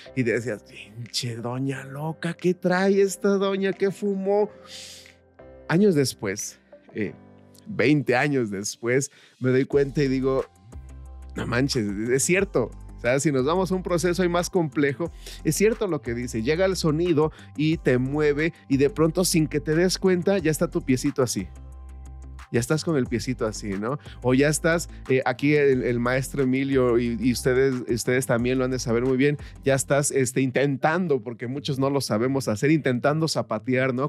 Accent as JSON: {"language": "Spanish", "region": "Guerrero", "country": "Mexico", "said": "yo soy del estado de Guerrero"}